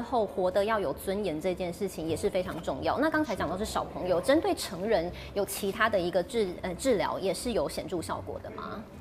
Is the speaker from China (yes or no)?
no; Taiwan; 我们台湾人